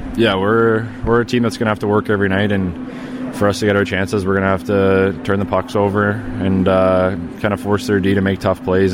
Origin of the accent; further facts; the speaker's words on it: outside of Toronto, Ontario, Canada; moved away as an adult; now in Chicago, United States; Growing up outside of Toronto, I never really was into in the big city there